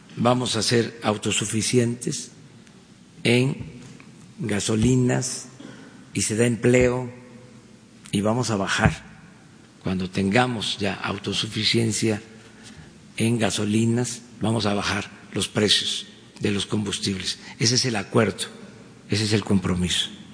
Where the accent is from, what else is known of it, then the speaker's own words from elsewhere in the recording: Tabasco, Mexico; Tabasco, mi tierra, mi agua